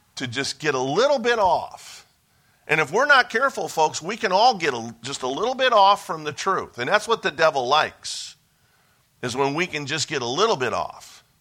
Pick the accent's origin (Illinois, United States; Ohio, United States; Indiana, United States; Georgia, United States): Ohio, United States; Cleveland; moved away; I was born and raised in Ohio, so I'm a Buckeye by, by birth.